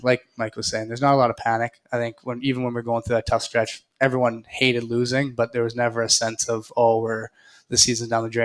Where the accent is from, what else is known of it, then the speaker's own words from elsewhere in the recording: Winnipeg, Manitoba, Canada; now in Raleigh, United States; we're both from Western Canada, both born in Manitoba